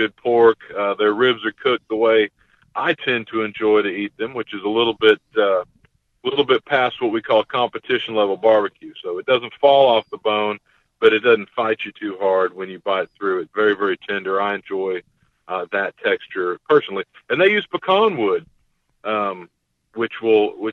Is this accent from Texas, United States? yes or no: yes; Texas, United States; my home state of Texas